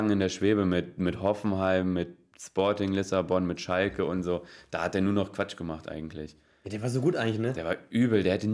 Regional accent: Slovakia; Ich bin Slowake. Okay. Oh, und Slowake. Slowake und bin 2003 nach Nürnberg gewechselt.

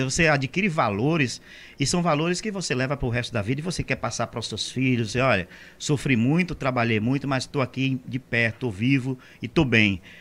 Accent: Monte Gordo, Bahia, Brazil; born or raised there

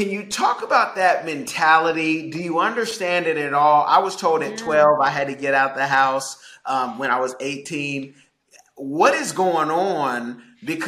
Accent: California, United States; the Bay Area, so it was always

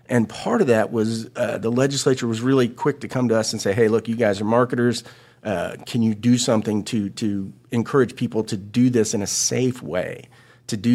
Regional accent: Florida, United States; You know, I've been in tourism for 30 years, and uh, I come from Florida, so I, have dealt with all types of crisis.

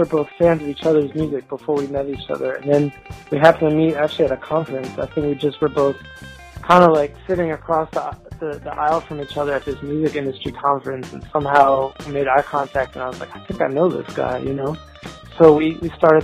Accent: United States; I grew up actually outside New York, but it was close enough that I could get New York radio.

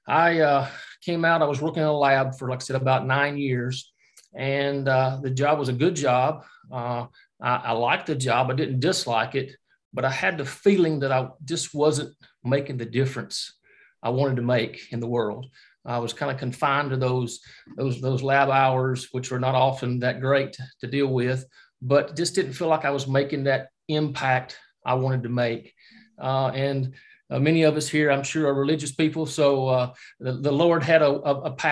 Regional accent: Alabama, United States; moved away as an adult; also born or lived in Lebanon, Tennessee; now in New York, United States; I'm originally from Alabama. You probably can recognize that I don't have the New York accent if you don't know me, but from Alabama, my wife and I have been here about 2.5 to 3 years and here in New York.

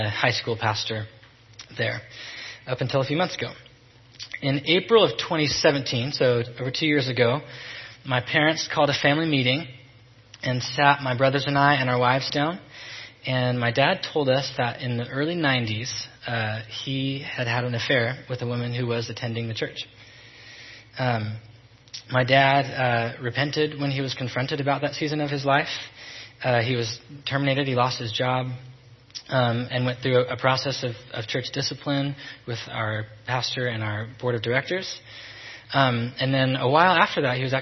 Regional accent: Salem, Oregon, United States; born and raised in Salem

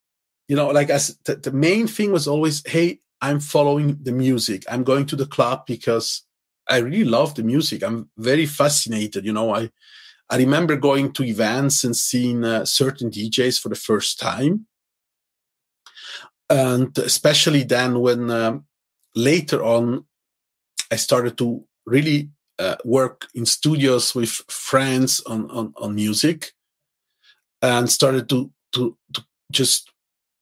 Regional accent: Zurich, Switzerland; English is a second language; I grew up actually in the ghetto of Zurich, my hometown

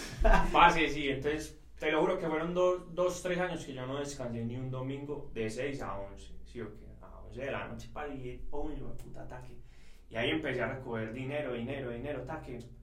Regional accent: Envigado, Antioquia, Colombia; Nosotros somos de Envigado

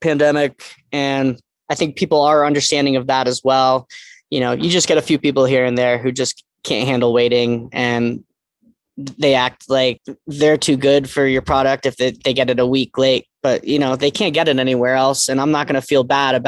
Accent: East Coast, United States; moved away; I'm from the East Coast

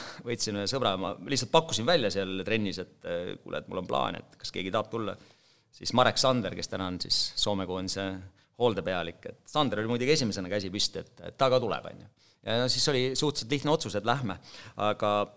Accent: Holsta, Võru County, Estonia; moved away; also born or lived in Otepää; ma olen Võrumaalt Vastseliina vallast, Holsta külast

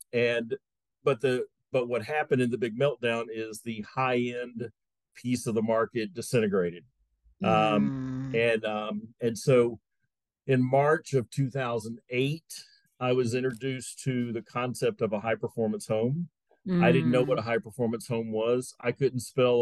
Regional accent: Atlanta, Georgia, United States; I was born and raised in Atlanta, Georgia. I'm four generations from Atlanta, Georgia

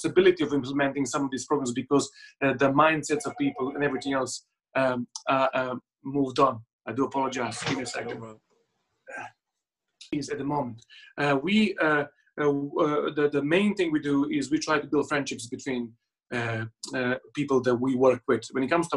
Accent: Serbia; English is a second language; moved away as an adult; now in United Kingdom; I was born in Serbia. I lived there to the age of 18.

